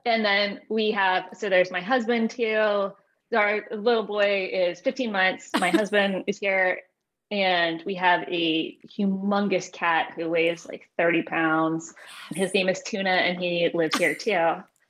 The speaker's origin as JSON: {"language": "English", "town": "Richmond", "region": "Virginia", "country": "United States", "said": "I'm from Richmond, Virginia"}